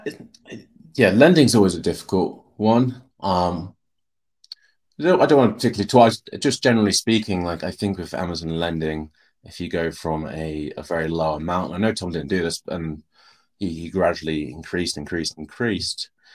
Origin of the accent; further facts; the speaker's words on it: United Kingdom; we're, we're British English